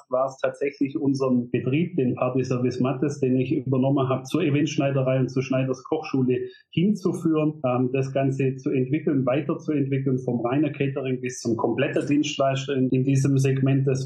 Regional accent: Rottweil, Baden-Württemberg, Germany; ich bin äh, 19 1985 in Rottweil geboren, ähm, bin auf dem Bauernhof äh, groß gewachsen

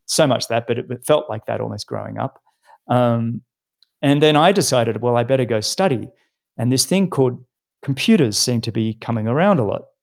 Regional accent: Sydney, New South Wales, Australia; I grew up in Sydney, in a suburb called Mossman, which is on the harbour in Sydney.

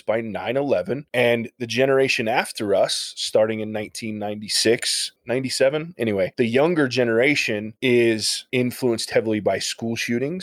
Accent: Ohio, United States; I'm from Ohio.

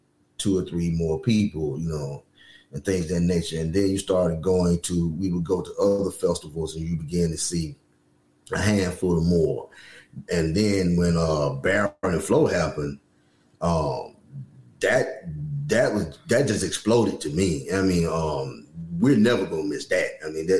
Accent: Alabama, United States; we were born and raised in Alabama

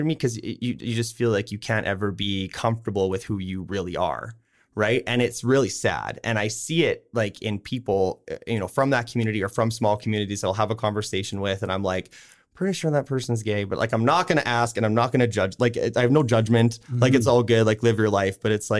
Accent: Saskatchewan, Canada; now in Okotoks, Canada; so I grew up in Southern Saskatchewan in a super small town.

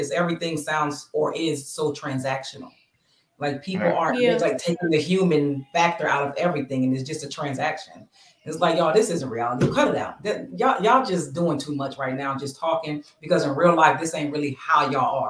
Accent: Bristol, Pennsylvania, United States; in Bristol, Pennsylvania, my hometown

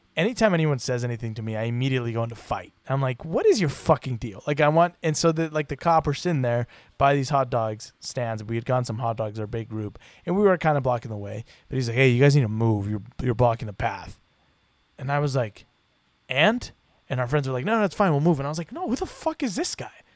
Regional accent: Puerto Vallarta, Jalisco, Mexico; moved away; As someone who grew up in Mexico

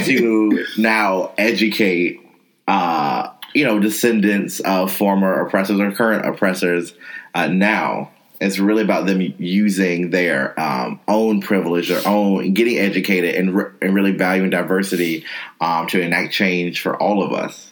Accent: North Carolina, United States; as a person of color growing up in North Carolina, I was in all black spaces

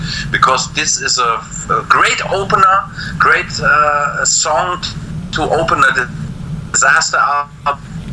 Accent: Germany; we in Germany

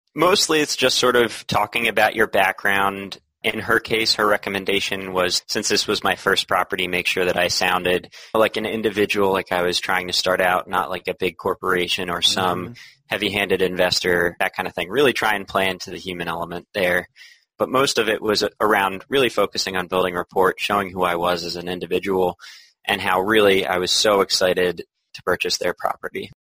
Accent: Philadelphia, Pennsylvania, United States; moved away as an adult; now in Boston, United States; I'm originally from Philadelphia

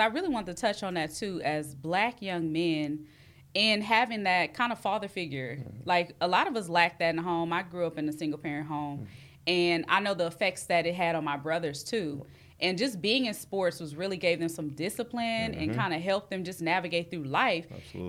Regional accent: Long Beach, California, United States; Yeah, same for me, too, because I'm from Long Beach, y'all, from the East Side. So growing up, like, I've seen Snoop, like, growing up.

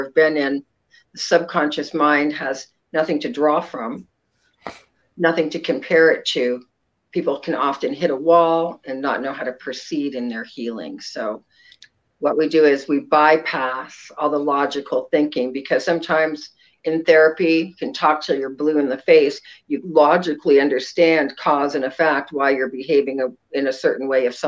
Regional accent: Ontario, Canada; now in Sacramento, United States; I'm a transplant. I'm actually from Ontario, Canada, and came to Sacramento probably in about 1982

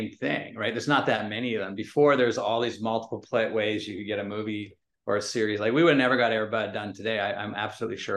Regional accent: Vancouver, British Columbia, Canada; I grew up in Vancouver and Canada

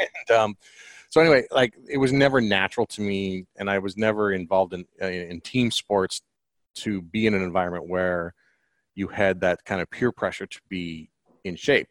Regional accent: Colorado, United States; moved away; I'm from Colorado originally

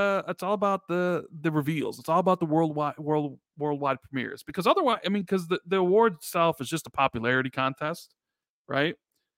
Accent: Chicago, Illinois, United States; I'm from Chicago, a couple of them from Canada, a couple of them are from Seattle

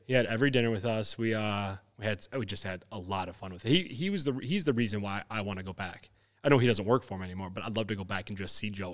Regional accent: Wisconsin, United States; we're from Wisconsin

